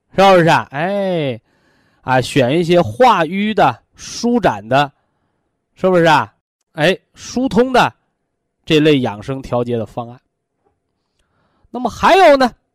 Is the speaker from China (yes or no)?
yes; China; 咱们中国人